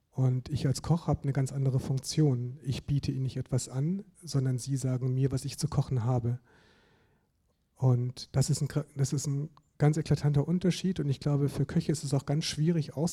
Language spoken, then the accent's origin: German; Germany; Also ich komme ja auch aus Süddeutschland